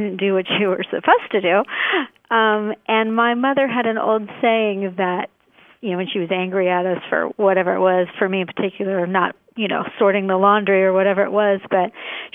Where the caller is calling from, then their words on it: Iowa, United States; I'm calling from Iowa